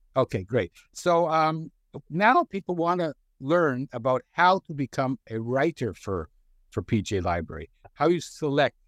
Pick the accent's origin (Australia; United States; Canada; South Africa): Canada; I grew up in Canada.